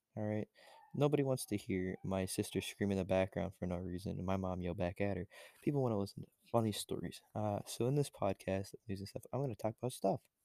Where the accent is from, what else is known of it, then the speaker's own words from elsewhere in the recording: Florida, United States; moved away; I'm from Florida